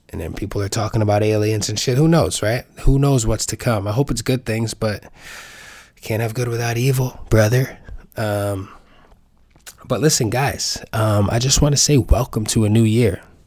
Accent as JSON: {"language": "English", "town": "New York City", "region": "New York", "country": "United States", "tie": "born or raised there", "said": "New York City is my hometown"}